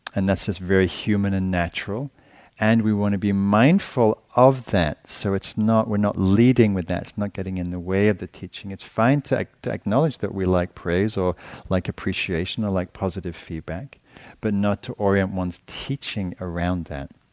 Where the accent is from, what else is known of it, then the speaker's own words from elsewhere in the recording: England, United Kingdom; moved away; being English